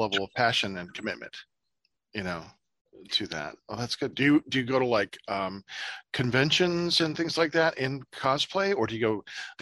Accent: Ohio, United States; I'm from Ohio

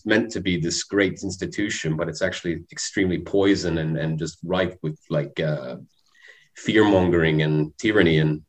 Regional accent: Canada; moved away; I come from Canada. I was brought up in a Catholic household for a while.

